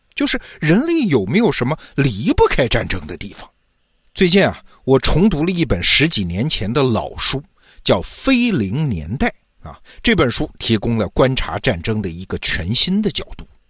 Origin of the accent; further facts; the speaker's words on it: China; 我们中国人就经常说嘛，天下大事，合久必分，分久必合